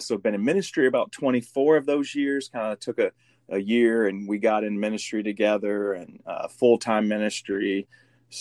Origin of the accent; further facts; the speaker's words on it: Midwest, United States; now in San Antonio, United States; I'm from the Midwest, moved here.